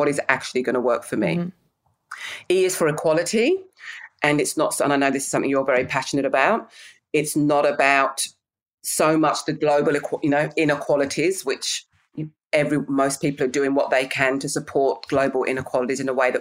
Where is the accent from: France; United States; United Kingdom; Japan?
United Kingdom; England; I'm English